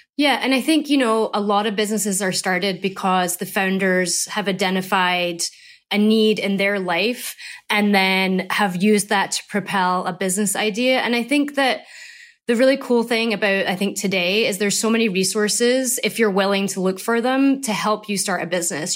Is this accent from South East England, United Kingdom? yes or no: no; Scotland, United Kingdom; moved away; I'm from Scotland.